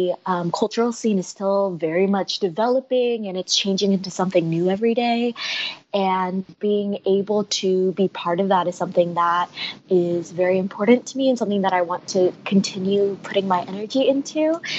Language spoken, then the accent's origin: English; Phoenix, Arizona, United States; moved away as an adult; now in New York, United States; I grew up in Phoenix for most of my life